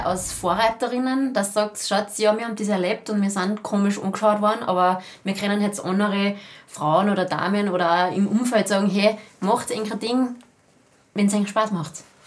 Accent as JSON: {"language": "German", "area": "Pinzgau", "region": "Salzburg", "country": "Austria", "said": "der Pinzgau, wir sind ja alle heimatverbunden"}